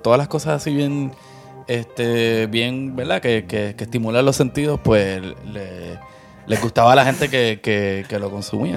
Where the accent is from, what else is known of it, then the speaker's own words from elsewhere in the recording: Puerto Rico; creciendo en Puerto Rico, este, mediados de los 80